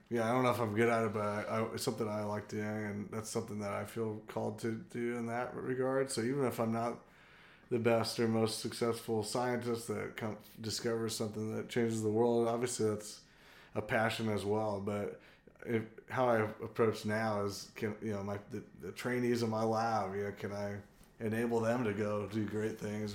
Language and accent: English; San Diego, California, United States; now in Athens, United States; I'm originally from San Diego, California